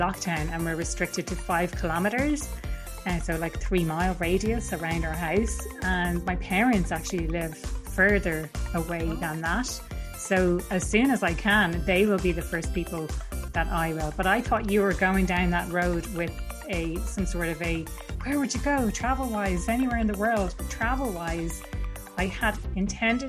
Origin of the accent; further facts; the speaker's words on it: Dublin, Leinster, Ireland; I'm from Dublin